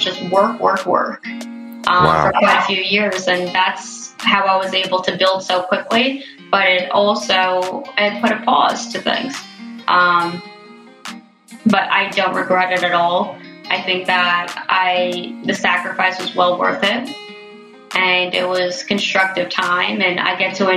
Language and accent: English; Bernardsville, New Jersey, United States; I grew up in Bernersville, New Jersey.